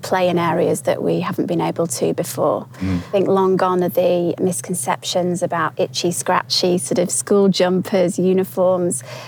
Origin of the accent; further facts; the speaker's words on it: Yorkshire and the Humber, United Kingdom; I'm from Yorkshire, which is a well-known area of the UK